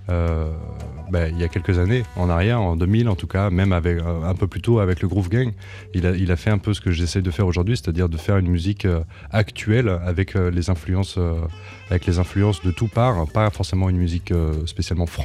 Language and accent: French; Aÿ, Grand Est, France; je suis originaire de Champagne-Ardenne, dans un petit village du vignoble qui s'appelle Haï, que j'adore, que j'affectionne tout particulièrement.